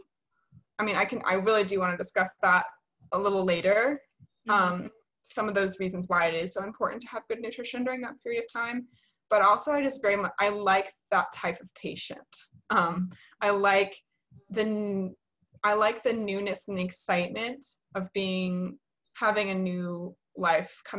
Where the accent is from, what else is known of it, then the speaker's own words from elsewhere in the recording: Atlanta, Georgia, United States; I work in Atlanta. I'm from Atlanta.